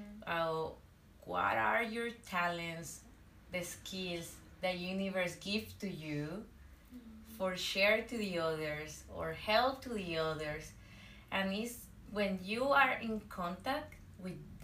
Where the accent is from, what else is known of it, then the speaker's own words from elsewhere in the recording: northwest Mexico, Mexico; I'm from Mexico, from the northwest of Mexico